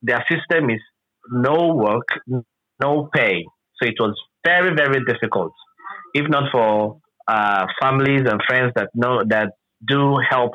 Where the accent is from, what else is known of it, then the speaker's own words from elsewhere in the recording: Rivers State, Nigeria; from Nigeria, River State in particular.